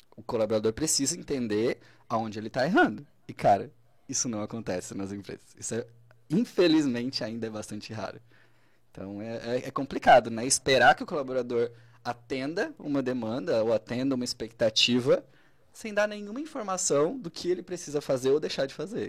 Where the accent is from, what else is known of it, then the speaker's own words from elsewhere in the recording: Braço do Norte, Santa Catarina, Brazil; sou de Braço do Norte mesmo